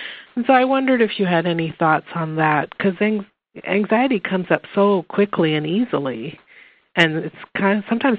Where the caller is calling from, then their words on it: Lincoln, Nebraska, United States; I'm from Lincoln, Nebraska.